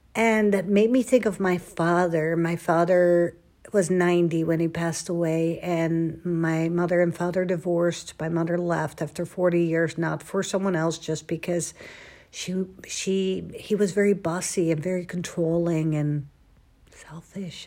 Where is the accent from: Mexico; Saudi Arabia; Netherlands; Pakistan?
Netherlands; moved away as an adult; now in Dallas, United States; I was born and raised in Holland for twenty-six years.